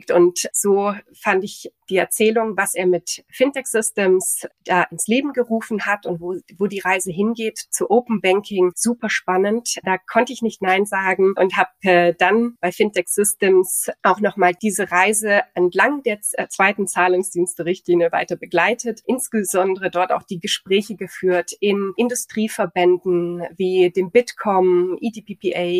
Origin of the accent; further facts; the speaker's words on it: near Stuttgart, Baden-Württemberg, Germany; also born or lived in Augsburg / Montreal / Nice; now in Munich, Germany; Im Süden, in, in der Nähe von Stuttgart.